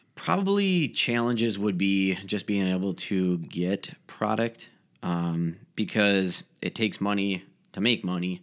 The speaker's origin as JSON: {"language": "English", "town": "Faribault", "region": "Minnesota", "country": "United States", "moved": "as an adult", "lives_now": "Rochester, United States", "said": "Originally, I'm actually from Faribault, Minnesota"}